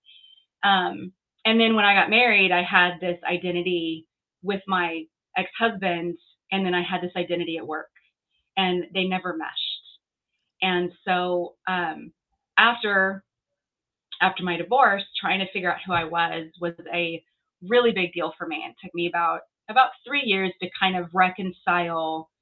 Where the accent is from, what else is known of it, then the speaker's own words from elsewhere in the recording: Southern California, United States; moved away as an adult; also born or lived in Washington, D.C.; now in Texas, United States; I was born and raised in Southern California